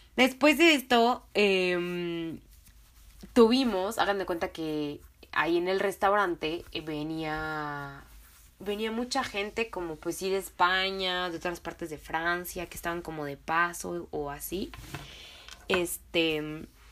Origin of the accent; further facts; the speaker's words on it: Mexico; de México.